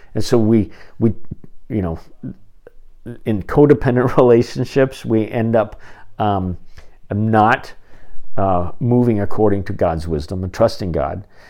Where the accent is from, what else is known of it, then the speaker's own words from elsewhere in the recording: Phoenix, Arizona, United States; the little Covenant church that I grew up in in Phoenix